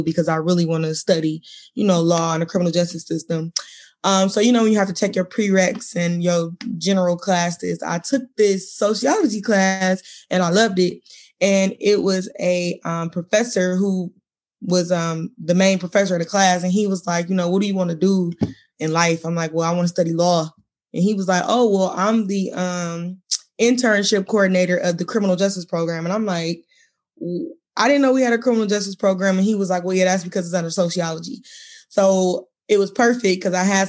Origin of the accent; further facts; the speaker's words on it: Detroit, Michigan, United States; I'm from Michigan, born and raised in Detroit